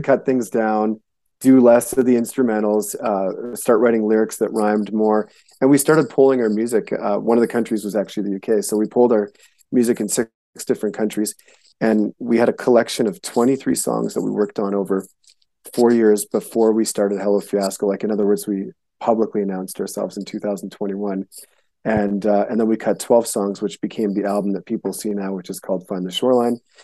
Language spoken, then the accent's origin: English; Winnipeg, Manitoba, Canada; also born or lived in Montana; now in United States; I was born in Winnipeg, Manitoba, which is the dead center of Canada